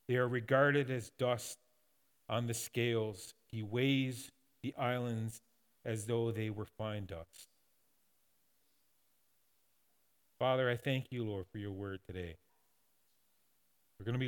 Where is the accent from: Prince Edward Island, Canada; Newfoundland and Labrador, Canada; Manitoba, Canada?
Newfoundland and Labrador, Canada; growing up in Newfoundland